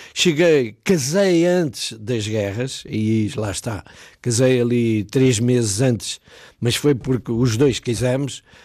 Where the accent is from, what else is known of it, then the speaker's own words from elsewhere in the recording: Alverca do Ribatejo, Lisbon, Portugal; moved away as an adult; a minha terra é a Alverca de Ribatejo